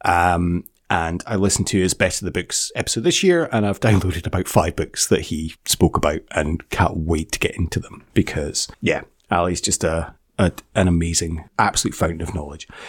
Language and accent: English; Scotland, United Kingdom; we're Scottish